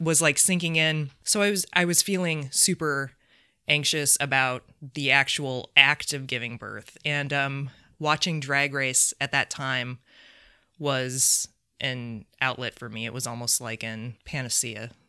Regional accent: South Bend, Indiana, United States; moved away; I'm from South Bend.

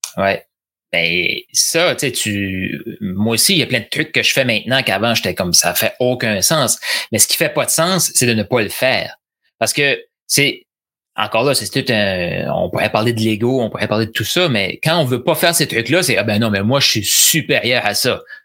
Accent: New Brunswick, Canada; je suis originaire du Nouveau-Brunswick. C'est de l'accent.

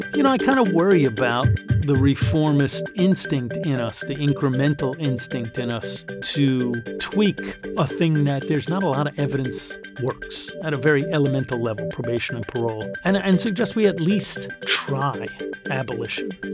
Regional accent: New York City, New York, United States; I grew up here in Green Point, I went to local high school

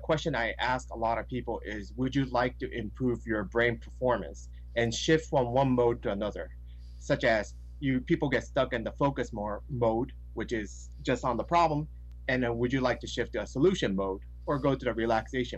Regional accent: Tokyo, Japan; moved away as an adult; also born or lived in United States; I was born and raised in Tokyo, Japan, till 18

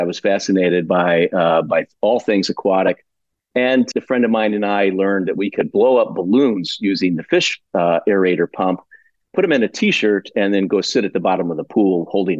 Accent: Midwest, United States; But as a kid growing up in the Midwest, I was really fascinated with the outdoors.

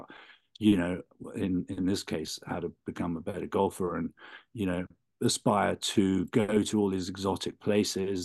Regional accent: London, United Kingdom; moved away as an adult; now in California, United States; I was born in London, in England, on a very rainy Saturday morning

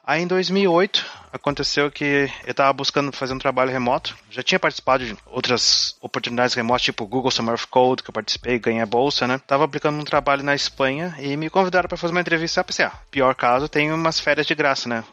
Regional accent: Rio Grande do Sul, Brazil; moved away as an adult; also born or lived in Porto Alegre; now in Hong Kong; comecei estudando ciência da computação na, na URGS, aqui no Rio Grande do Sul

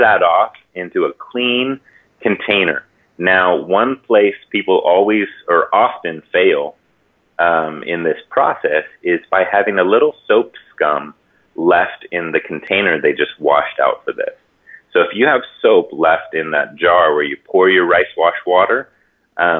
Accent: Hawaii, United States; I grew up in Hawaii. I was born and raised in Hawaii

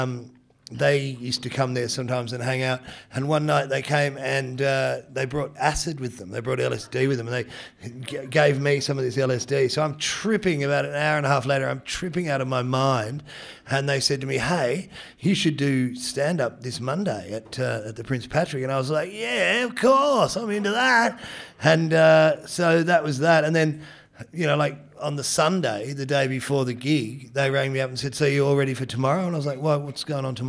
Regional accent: Geelong, Victoria, Australia; also born or lived in Detroit, Michigan, United States; I was born in Michigan. So basically moved from Detroit to Geelong

